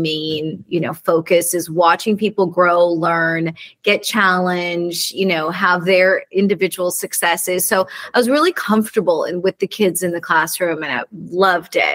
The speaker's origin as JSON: {"language": "English", "town": "Santa Barbara", "region": "California", "country": "United States", "tie": "born or raised there", "said": "I grew up in Santa Barbara"}